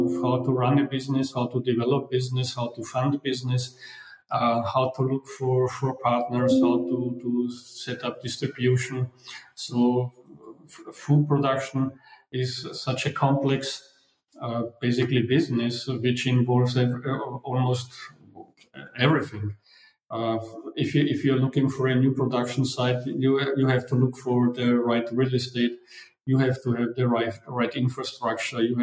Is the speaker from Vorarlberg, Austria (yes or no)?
no; Vienna, Austria; moved away as an adult; also born or lived in Hungary; I was born in Vienna, but because my parents are Hungarian, I grew up actually partially in Austria, partially in Hungary, but went to school and to university in Vienna.